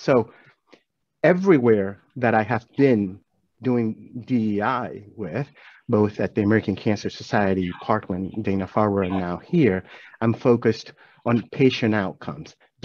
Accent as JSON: {"language": "English", "country": "Venezuela", "tie": "born or raised there", "moved": "as an adult", "lives_now": "Atlanta, United States", "said": "growing up in Venezuela"}